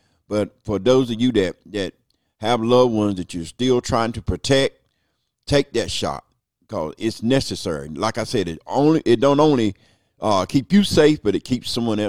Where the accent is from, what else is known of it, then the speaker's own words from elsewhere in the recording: United States; So that's part of being American, is the vote.